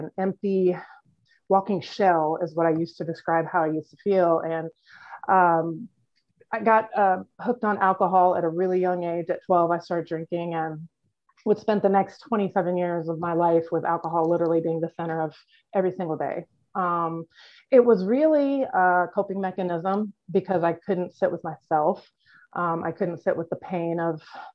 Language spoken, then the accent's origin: English; Iowa, United States; I grew up in Iowa in a closed adoption